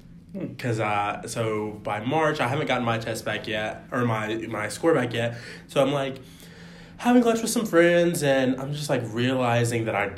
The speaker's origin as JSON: {"language": "English", "region": "Georgia", "country": "United States", "said": "I am from Georgia. I went to undergrad in Georgia"}